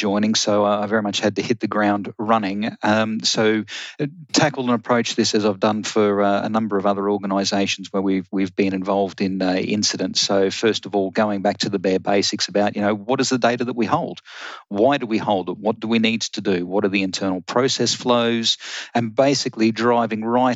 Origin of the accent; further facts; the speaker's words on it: Australia; moved away as an adult; I'm actually an Australian